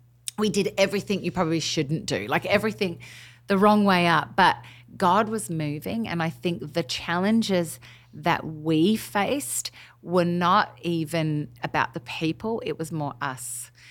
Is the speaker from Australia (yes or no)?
yes; Australia; moved away as an adult; now in Nashville, United States; I'm obviously through and through Aussie on the inside, but completely acclimated to being American